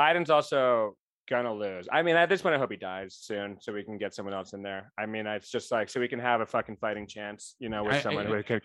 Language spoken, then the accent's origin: English; Rhode Island, United States; my home state